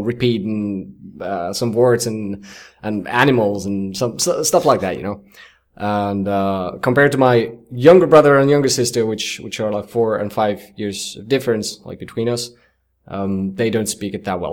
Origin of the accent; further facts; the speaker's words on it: Finland; first language Finnish; English is a second language; in Finnish, which is my native language